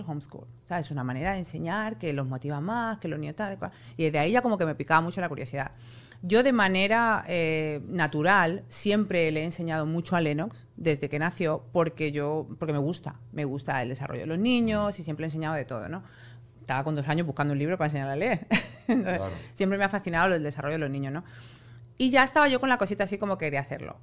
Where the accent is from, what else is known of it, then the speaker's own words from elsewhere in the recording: Spain; moved away; yo soy española